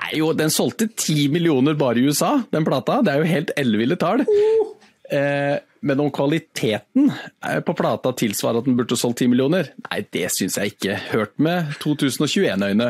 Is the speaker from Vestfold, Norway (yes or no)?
yes; Sandefjord, Vestfold, Norway; now in Sørlandet, Norway; har jo vokst opp i Sandefjord